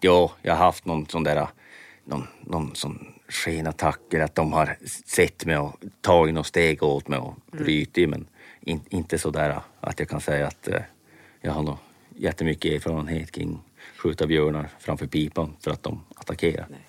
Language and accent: Swedish; Norrbotten County, Sweden; hemma i Norrbotten